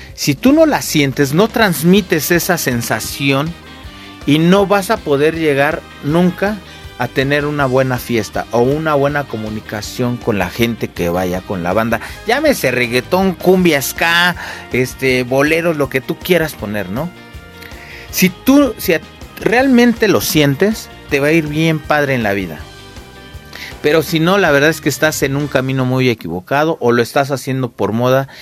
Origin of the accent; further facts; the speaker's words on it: Mexico City, Mexico; yo crecí allá en el Cerro del Judío